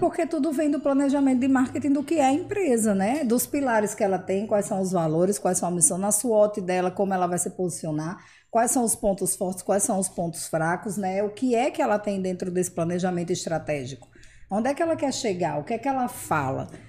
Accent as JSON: {"language": "Portuguese", "town": "Mossoró", "region": "Rio Grande do Norte", "country": "Brazil", "tie": "born or raised there", "said": "nasci aqui em Mossoró, eu estudei aqui a minha vida inteira, eu morei aqui a minha vida inteira."}